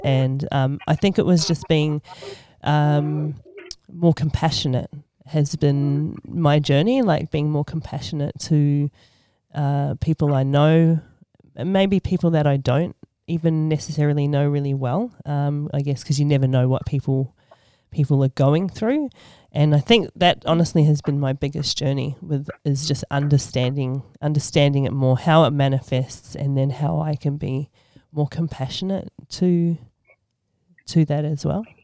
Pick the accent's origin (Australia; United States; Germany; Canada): Australia; Sydney, New South Wales; moved away as an adult; now in New Zealand; I was actually born and raised in Sydney, Australia. I moved to New Zealand in 2002